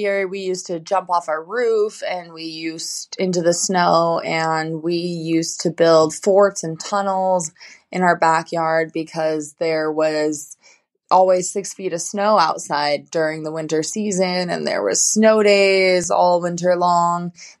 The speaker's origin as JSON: {"language": "English", "town": "Park City", "region": "Utah", "country": "United States", "tie": "born or raised there", "said": "I actually grew up in a small town just out of Salt Lake called Park City, Utah. My dad was a big ski bum, essentially, and raised my family there."}